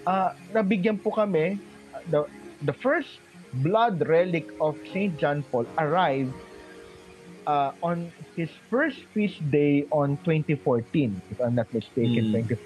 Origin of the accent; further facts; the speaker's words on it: Philippines; nung nalaman po nila Filipino ako